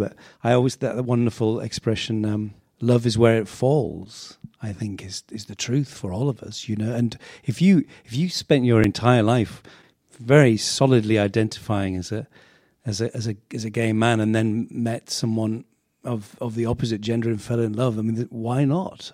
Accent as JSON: {"language": "English", "town": "Sedgefield", "region": "North East England", "country": "United Kingdom", "tie": "born or raised there", "said": "I was born in the northeast of England, uh, in Sedgefield"}